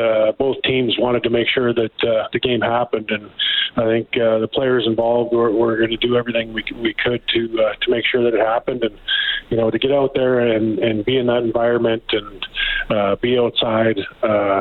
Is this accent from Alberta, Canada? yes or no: yes; Calgary, Alberta, Canada; I grew up in Calgary.